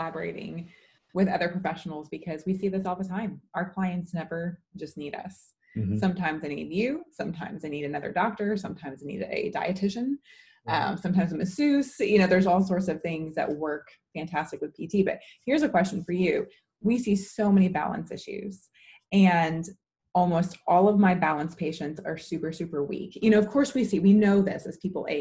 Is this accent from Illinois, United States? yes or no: yes; Chicago, Illinois, United States; I'm from Chicago